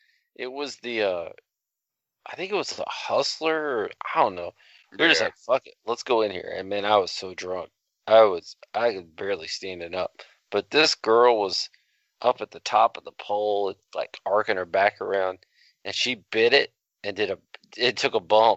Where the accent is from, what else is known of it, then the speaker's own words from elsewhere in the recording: Dallas, Texas, United States; because I come from Dallas, Texas, where there's thoroughbreds out there working every night.